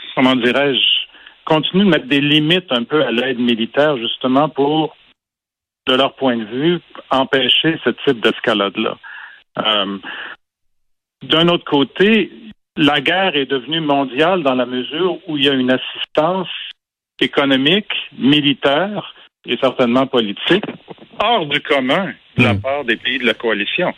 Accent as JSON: {"language": "French", "region": "Quebec", "country": "Canada", "tie": "born or raised there", "said": "j'ai grandi au Québec euh, dans les années 70, quand j'étais ado"}